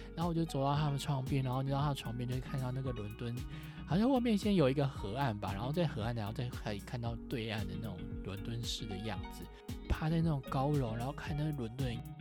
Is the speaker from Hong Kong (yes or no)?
no; Taiwan; 我就是一个土生土长的台湾人，我又不是英国人